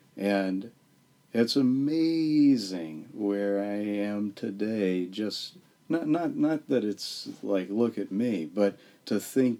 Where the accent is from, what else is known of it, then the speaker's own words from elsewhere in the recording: southeast Texas, United States; I started out in a tiny little town in southeast Texas, population 12,000.